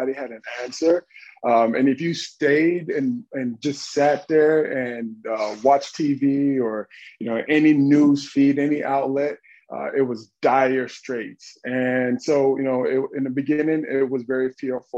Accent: Dallas, Texas, United States; moved away as an adult; I'm from Dallas, Texas, really urban Texas

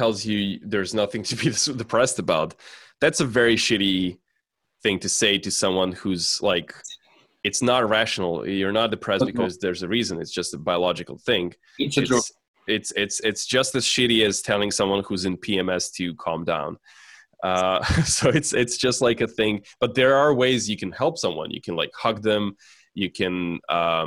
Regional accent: Serbia; I grew up in Serbia

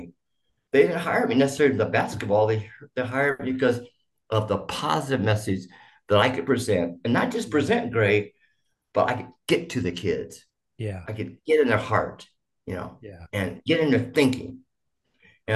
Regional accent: Boise, Idaho, United States; also born or lived in Tyler, Texas; I grew up in, of all places, Idaho

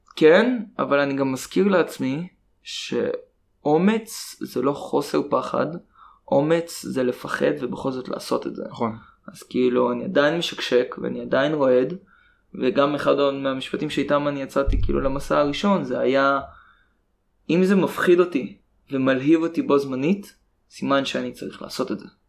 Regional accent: Israel

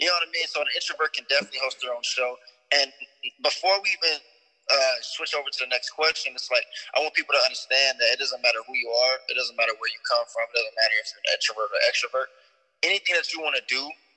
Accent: Las Vegas, Nevada, United States; I'm born and raised in Vegas.

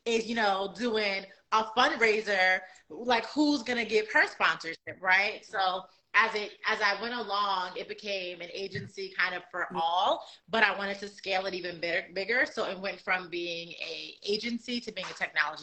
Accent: New York, United States; moved away as an adult; now in Charlotte, United States; I live in Charlotte, North Carolina. I'm originally from New York. I've been in Charlotte since 2015

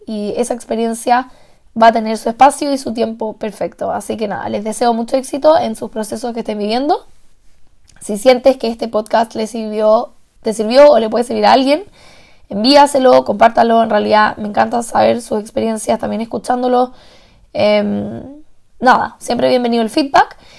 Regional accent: Chile; moved away as an adult; also born or lived in Santiago; now in Salzburg, Austria; yo soy la única chilena en más de 2.500 personas

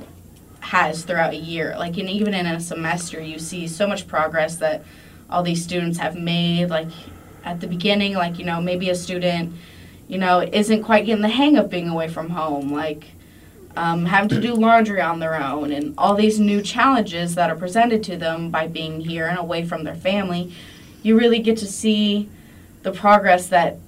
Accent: Monroe, United States; moved away; my hometown, Monroe

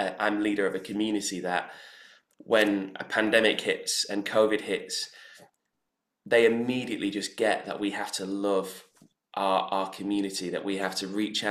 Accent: Manchester, North West England, United Kingdom; now in London, United Kingdom; my experience growing up in Manchester

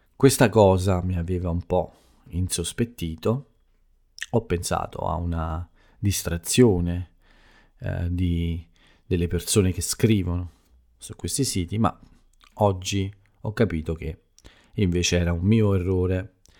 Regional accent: Italy; first language Italian; nel mio paese, nella mia bella Italia

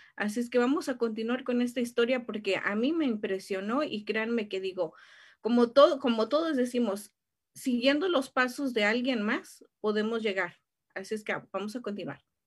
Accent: Mexico; como buenos latinos em, y más siendo mexicanos

